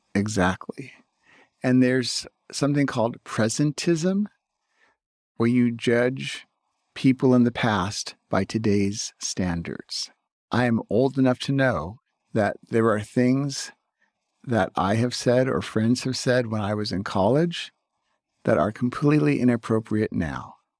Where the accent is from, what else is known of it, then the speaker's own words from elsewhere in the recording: Burbank, California, United States; now in Claremont, United States; My hometown of Burbank